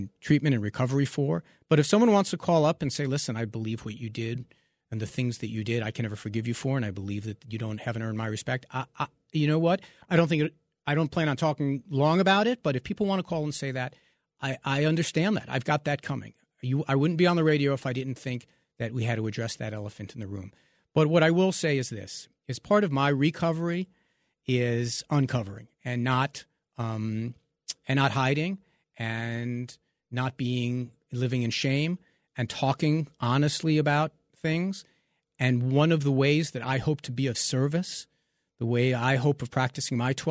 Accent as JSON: {"language": "English", "region": "New York", "country": "United States", "tie": "born or raised there", "said": "growing up in New York"}